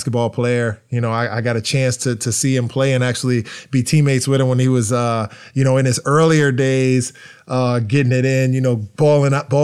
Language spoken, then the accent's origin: English; United States; being American and coming from America